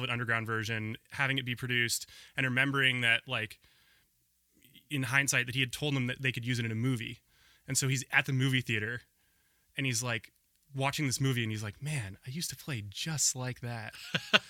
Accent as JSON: {"language": "English", "town": "Portland", "region": "Oregon", "country": "United States", "tie": "born or raised there", "also_born_or_lived": "Ohio", "said": "I grew up in Portland. So this was in Southwest Portland."}